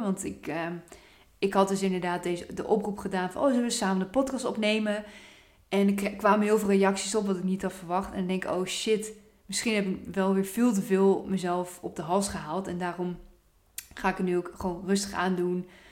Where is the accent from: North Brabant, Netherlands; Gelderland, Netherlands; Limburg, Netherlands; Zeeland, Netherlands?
Gelderland, Netherlands; Apeldoorn; Ik kom ook oorspronkelijk uit Apeldoorn.